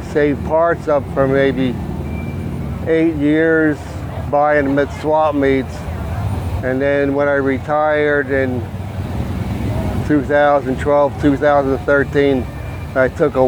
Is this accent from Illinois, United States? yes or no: no; Stroudsburg, Pennsylvania, United States; I'm from Stroudsburg, Pennsylvania.